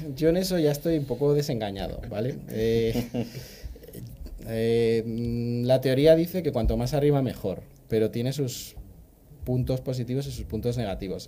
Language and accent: Spanish; Madrid, Community of Madrid, Spain; also born or lived in Pergamino, Argentina; por mi acento notaréis que, bueno, soy de Chamartín